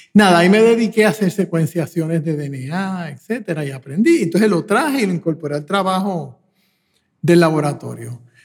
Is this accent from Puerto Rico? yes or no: yes; Puerto Rico; me crié en Puerto Rico